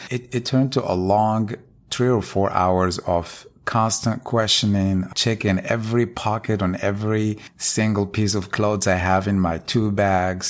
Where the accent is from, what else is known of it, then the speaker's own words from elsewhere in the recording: Morocco; now in United States; I'm originally from Morocco